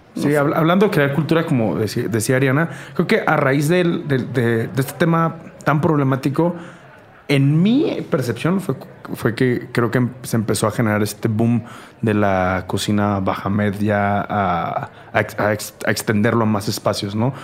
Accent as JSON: {"language": "Spanish", "town": "Tijuana", "region": "Baja California", "country": "Mexico", "moved": "as an adult", "lives_now": "Mexico City, Mexico"}